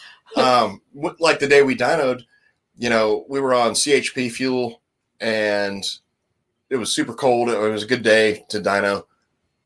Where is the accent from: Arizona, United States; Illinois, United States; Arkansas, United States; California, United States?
California, United States; Santa Cruz; moved away; right across the street from my hometown.